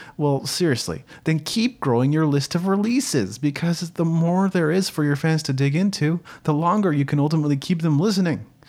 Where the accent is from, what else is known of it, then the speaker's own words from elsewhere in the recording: Japan; moved away; I grew up in Japan, where people were community-minded and cared about their neighbor